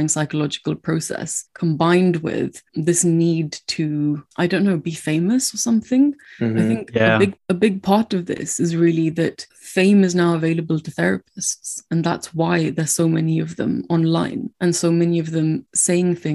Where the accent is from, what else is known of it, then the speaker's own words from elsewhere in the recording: India; now in United Kingdom; I didn't grow up in this country. I grew up in India